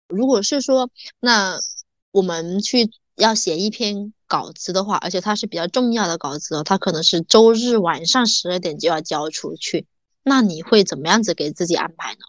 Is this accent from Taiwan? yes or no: no; Meizhou, Guangdong, China; now in Guangzhou, China; 我们从广州回我梅州老家